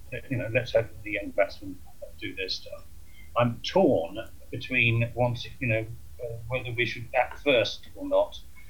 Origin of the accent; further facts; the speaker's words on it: Totnes, South West England, United Kingdom; I come from South Devon, my home territory, born in Totnes, and so it was brought up in South Devon.